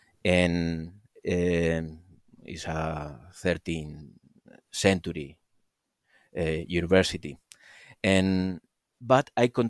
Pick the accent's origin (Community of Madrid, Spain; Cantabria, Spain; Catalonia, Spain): Community of Madrid, Spain; Madrid; I was born in Madrid, Spain